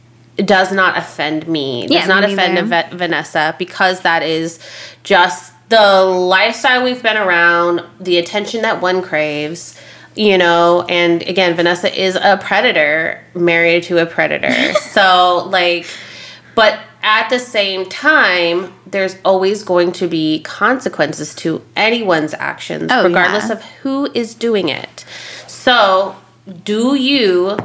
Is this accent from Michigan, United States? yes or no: no; Las Vegas, Nevada, United States; Okay, so like again, we're from Vegas.